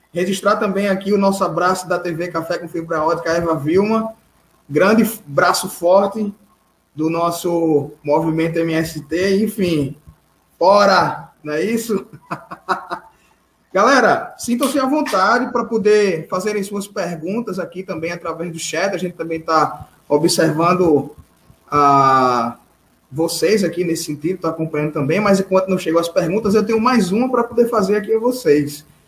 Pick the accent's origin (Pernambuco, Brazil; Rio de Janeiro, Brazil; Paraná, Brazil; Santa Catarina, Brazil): Pernambuco, Brazil; Recife; eu como recifense